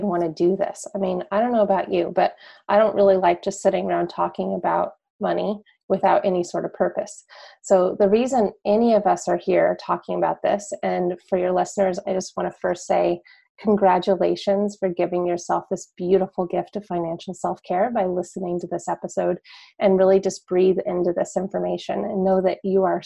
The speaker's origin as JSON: {"language": "English", "region": "northern New Mexico", "country": "United States", "moved": "yes", "lives_now": "Washington, D.C., United States", "said": "I am from New Mexico originally. I'm from northern New Mexico"}